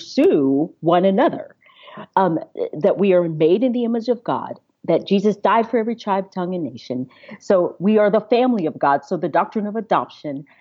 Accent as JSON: {"language": "English", "town": "Knoxville", "region": "Tennessee", "country": "United States", "moved": "as an adult", "lives_now": "Nashville, United States", "said": "I live right outside of Nashville, and I am from Knoxville"}